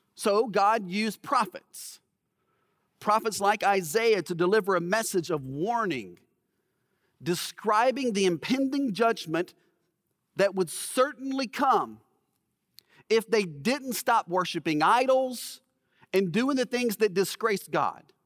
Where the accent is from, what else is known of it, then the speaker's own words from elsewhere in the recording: Alabama, United States; I grew up in Alabama